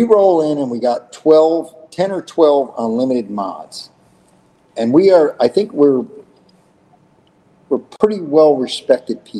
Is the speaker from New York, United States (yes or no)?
yes; New York, United States; I'm a New Yorker. I'm a redneck.